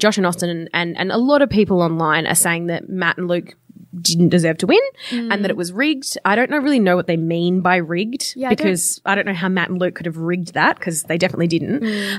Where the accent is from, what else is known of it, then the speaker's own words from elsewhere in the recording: Perth, Western Australia, Australia; now in Sydney, Australia; my family home in Perth.